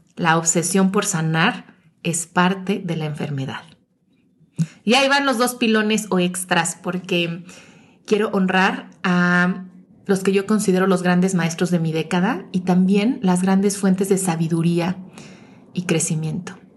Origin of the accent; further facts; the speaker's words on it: Mexico City, Mexico; moved away as an adult; regresé a la Ciudad de México, mi ciudad de origen